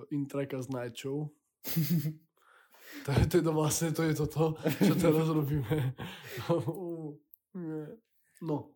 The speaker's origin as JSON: {"language": "Slovak", "town": "Krompachy", "region": "Košice Region", "country": "Slovakia", "tie": "born there", "said": "Akože ja som sa v Krompáchoch narodil, to je moje rodisko"}